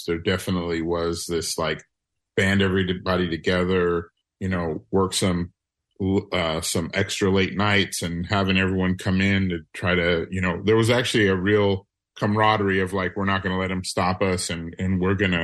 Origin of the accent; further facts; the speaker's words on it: New Orleans, Louisiana, United States; moved away; I'm from New Orleans